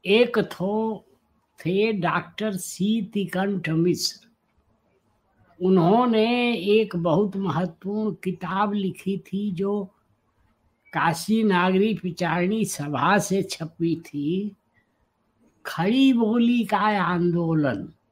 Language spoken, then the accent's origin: Hindi; Chhapra, Bihar, India; also born or lived in Varanasi; जयप्रकाश जी मेरे जिले के थे छपरा के बिहार के